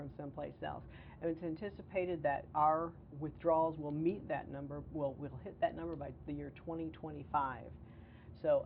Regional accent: Chicago, Illinois, United States; now in Florida, United States; I'm actually from the Chicago area

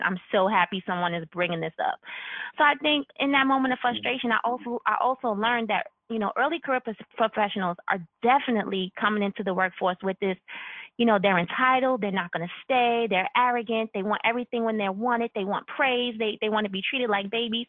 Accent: New York, United States; I'm born and raised in New York

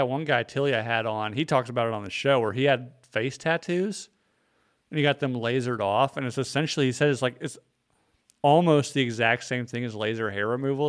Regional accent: North Carolina, United States; We're all like 13 and raised in North Carolina.

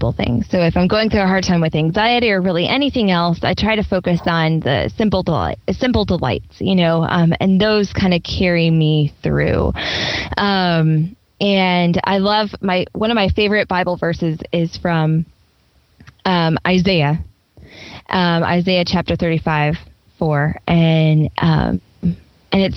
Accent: Nebraska, United States; moved away; I grew up in Nebraska, so that's a landlocked state

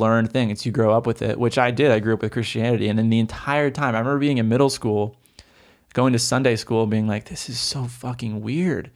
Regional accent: Oregon, United States; I grew up in Oregon.

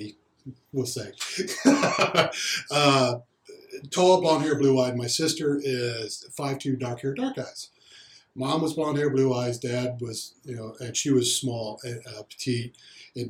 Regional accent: Alabama, United States; moved away; I'm originally from Alabama

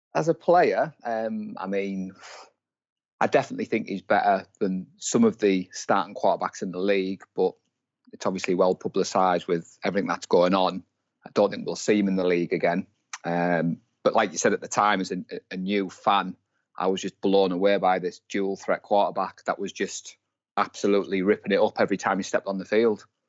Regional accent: Darlington, North East England, United Kingdom; I'm from Darlington, in the northeast of England.

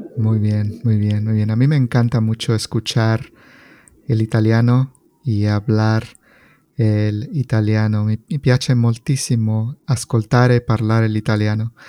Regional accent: State of Mexico, Mexico; now in California, United States; Yo soy mexicano. Yo soy de un estado que se llama el Estado de México

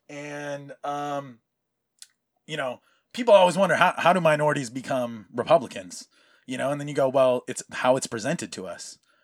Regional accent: California, United States; also born or lived in Hawaii; for most of my life, having been in California because of just, you know, relocating as a Hawaiian and that's how you do, like, military, brought my grandfather out here and we've been out here ever since.

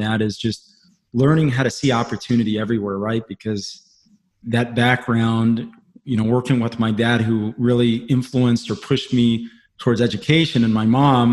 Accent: Pohnpei, Micronesia; moved away; I grew up on the South Pacific where the median income, man, was $2,000 a year.

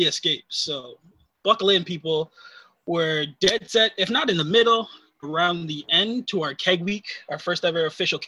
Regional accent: Canada; we're not American

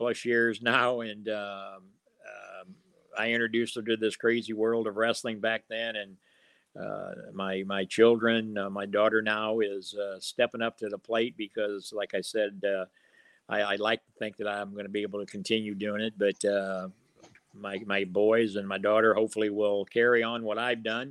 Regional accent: Illinois, United States; I've been the mayor of my hometown

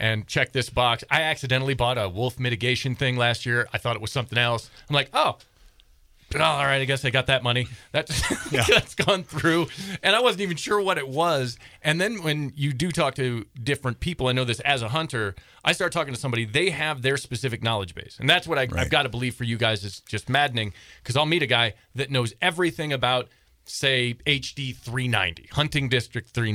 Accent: Michigan, United States; now in Montana, United States; I grew up in Michigan

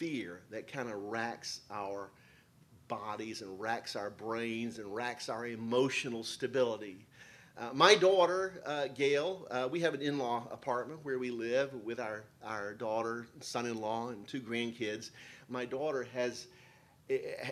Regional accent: South Louisiana, United States; also born or lived in New York City; now in New Jersey, United States; I'm from South Louisiana

